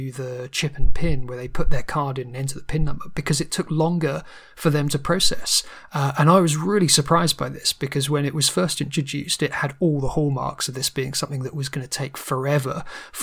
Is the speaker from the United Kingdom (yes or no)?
yes; United Kingdom; being British